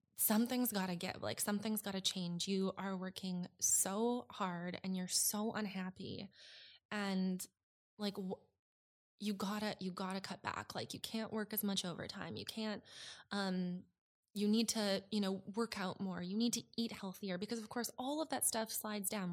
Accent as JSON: {"language": "English", "area": "suburb outside Edmonton", "region": "Alberta", "country": "Canada", "tie": "born or raised there", "moved": "as an adult", "said": "I moved from Alberta, um, a suburb just outside of Edmonton when I was twenty"}